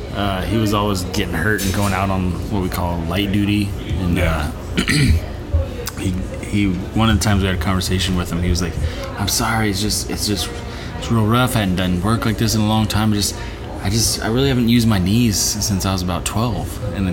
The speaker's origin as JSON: {"language": "English", "region": "California", "country": "United States", "said": "I'm from California, guys."}